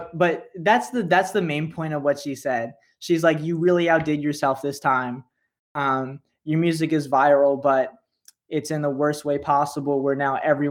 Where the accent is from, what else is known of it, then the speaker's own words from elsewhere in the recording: Sacramento, California, United States; moved away as an adult; now in New York, United States; I grew up in Sacramento.